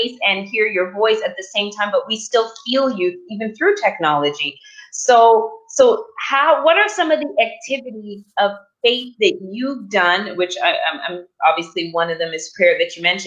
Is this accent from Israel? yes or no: no; Canada; now in United States; me being a Canadian here now, living in the U.S.